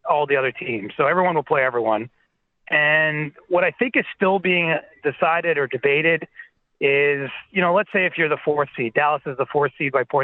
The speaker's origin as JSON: {"language": "English", "country": "Canada", "said": "and we're all Canadian, we like to get outdoors"}